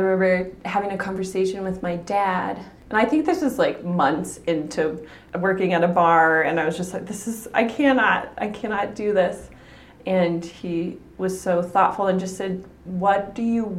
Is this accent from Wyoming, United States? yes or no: yes; Cheyenne, Wyoming, United States; also born or lived in Douglas, Wyoming / Torrington, Wyoming / Colorado / Laramie, Wyoming; So I'm from Wyoming originally. I was born in Douglas, and then we moved to Torrington, lived in Colorado for a little bit, moved back to Wyoming because we can't ever stay away, and then we moved to Cheyenne, and I spent most of my young life in Cheyenne